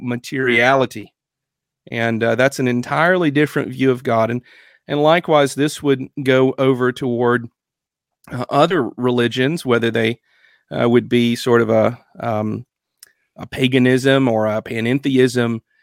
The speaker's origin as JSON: {"language": "English", "country": "United States", "said": "we as American Christians"}